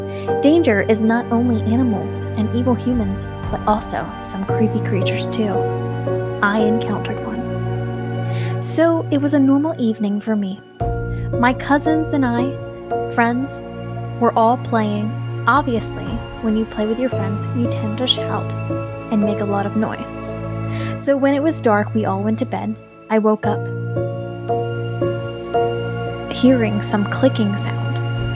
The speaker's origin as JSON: {"language": "English", "region": "Rajasthan", "country": "India", "second_language": "English", "said": "I am an Indian, and in our village is Rajasthan. Now, Rajasthan is a state with deserts, and my village was like a large-scale open land with less vegetation. I was born in the city, but we used to go to the village frequently with my family."}